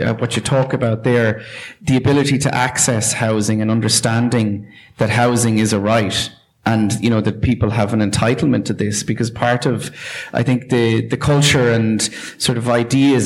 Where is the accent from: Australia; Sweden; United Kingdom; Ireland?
Ireland; Tramore, Munster; my hometown of Tramore